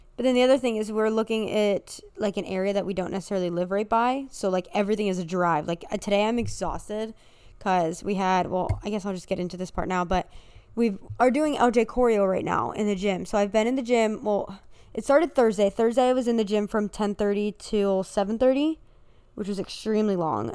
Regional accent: United States; I'm American

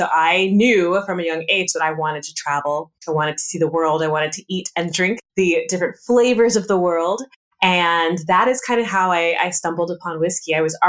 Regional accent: California, United States; I'm a military brat. My father was in the Air Force, so we did travel quite a bit. I grew up mostly though in California.

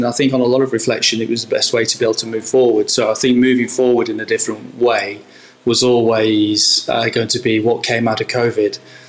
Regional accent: Southport, North West England, United Kingdom; Well, I grew up in the northwest in Southport, just above Liverpool, in a seaside town, close to Blackpool, close to Liverpool, Preston area

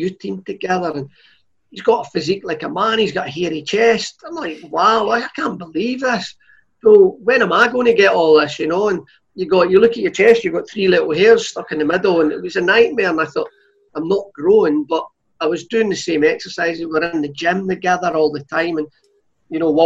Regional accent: Clydebank, Scotland, United Kingdom; I was born in Scotland, brought up in Clydebank

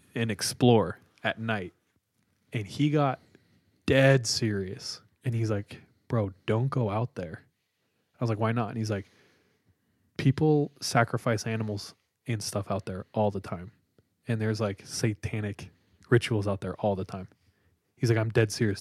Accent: Visalia, California, United States; downtown Visalia

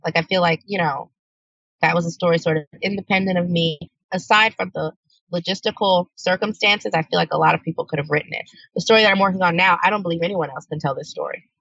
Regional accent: New Orleans, Louisiana, United States; I'm from New Orleans

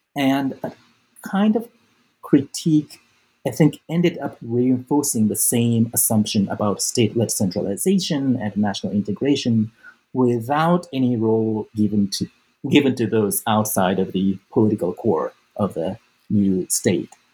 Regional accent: Osaka, Japan; moved away as an adult; I was born and raised in Japan. Um, I grew up mostly in Osaka

